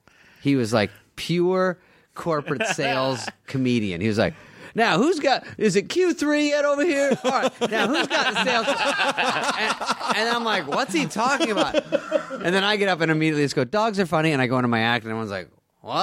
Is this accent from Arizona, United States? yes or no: yes; Arizona, United States; Like, 23, I'm from Arizona, I have long blonde white hair.